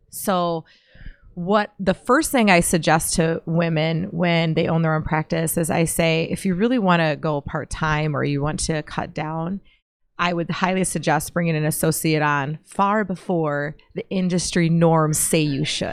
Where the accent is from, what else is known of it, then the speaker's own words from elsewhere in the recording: Pipestone, Minnesota, United States; moved away; I'm from Pipestone in the southwest por- portion of Minnesota.